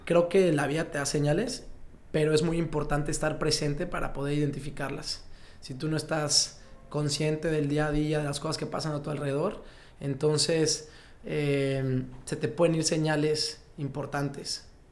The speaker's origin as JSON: {"language": "Spanish", "country": "Mexico", "said": "yo como muchos mexicanos"}